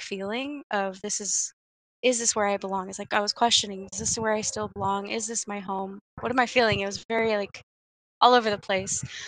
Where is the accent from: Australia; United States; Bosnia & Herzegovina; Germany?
United States; Stockton, California; I grew up in Stockton